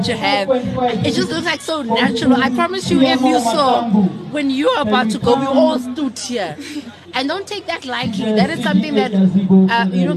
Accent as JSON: {"language": "English", "town": "Johannesburg", "region": "Gauteng", "country": "South Africa", "tie": "born or raised there", "said": "I grew up in Westbury, where it's especially for the colored community"}